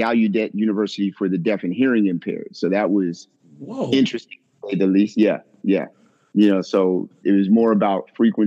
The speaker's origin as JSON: {"language": "English", "town": "Washington", "region": "District of Columbia", "country": "United States", "also_born_or_lived": "Florida / Houston, Texas", "moved": "yes", "said": "I am originally from Washington, D.C."}